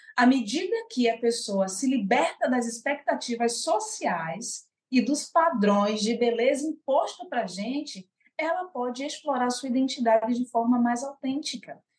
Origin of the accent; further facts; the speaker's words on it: Salvador, Bahia, Brazil; also born or lived in São Paulo; sou soteropolitana de Salvador, Bahia